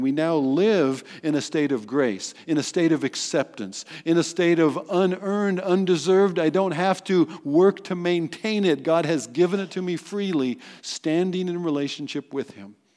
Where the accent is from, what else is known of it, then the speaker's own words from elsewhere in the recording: United States; in our identity as American citizens